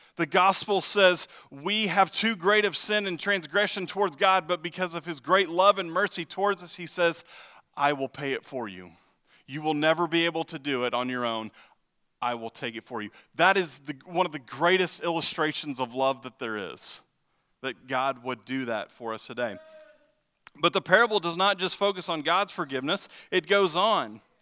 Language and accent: English; Texas, United States; now in Ottawa, United States; I'm from Texas